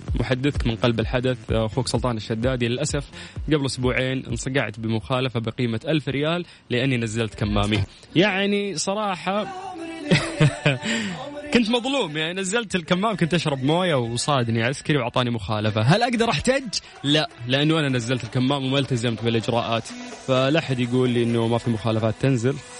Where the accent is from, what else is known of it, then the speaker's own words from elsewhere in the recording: Saudi Arabia; عندنا في السعودية